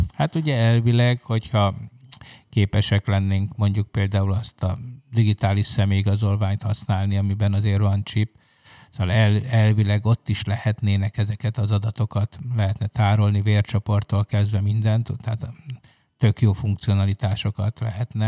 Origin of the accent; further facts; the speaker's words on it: Hungary; egy jelentéktelen kis ország vagyunk